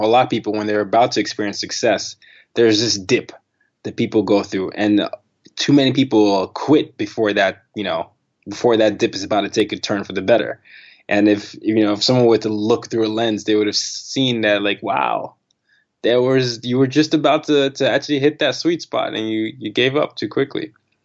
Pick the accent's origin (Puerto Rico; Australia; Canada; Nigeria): Nigeria; also born or lived in Sweden / Burkina Faso / Vietnam; Nigeria, I was born in Nigeria. I did middle school and high school there. I did elementary and high school there. I did my middle school in Burkina Faso.